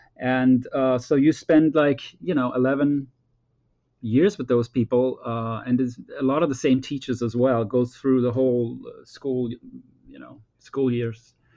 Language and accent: English; Denmark; moved away as an adult; also born or lived in Copenhagen, Denmark / Boston, United States; me growing up in Denmark